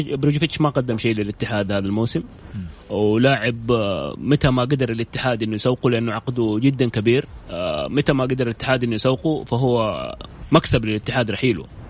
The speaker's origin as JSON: {"language": "Arabic", "country": "Saudi Arabia", "said": "احنا كسعوديين"}